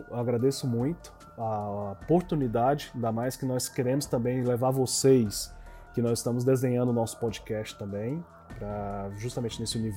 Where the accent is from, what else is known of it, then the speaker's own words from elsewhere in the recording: Rio de Janeiro, Brazil; eu sou do Rio de Janeiro